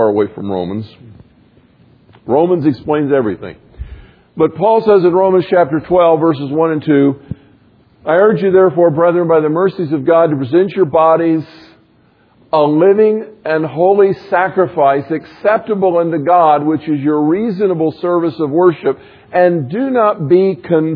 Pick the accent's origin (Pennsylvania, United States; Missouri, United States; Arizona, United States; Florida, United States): Florida, United States; moved away; I grew up in Florida where the beach was flat and level